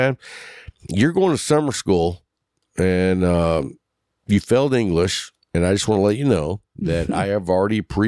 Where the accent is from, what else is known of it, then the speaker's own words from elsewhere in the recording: Texas, United States; accent: Texas; moved away; I don't really hear a Texas accent with you